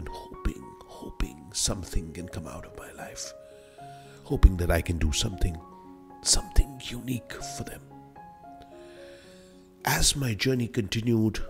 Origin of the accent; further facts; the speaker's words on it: Delhi, India; So I was born in Delhi. I initially lived in Karol Bagh, then moved to Lakshminagar, which was across the Yamuna